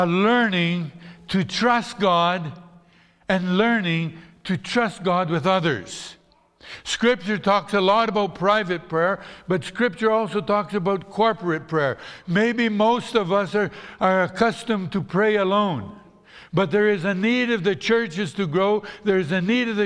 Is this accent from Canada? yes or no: no; Brazil; moved away; when I grew up in Brazil